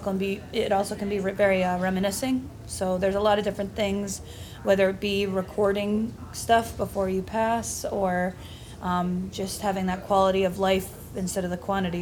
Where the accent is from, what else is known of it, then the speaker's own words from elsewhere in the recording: Franklin, Massachusetts, United States; also born or lived in Lancaster County, Pennsylvania; Yeah, I went to Franklin High. I grew up in Franklin. I moved here sixth grade. But then graduated from Franklin High. And my mom actually grew up in Franklin, too.